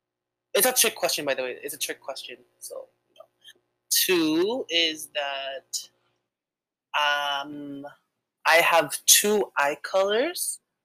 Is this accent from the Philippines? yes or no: yes; Philippines; born there; I was born in the Philippines. I know 5 dialects from the Philippines.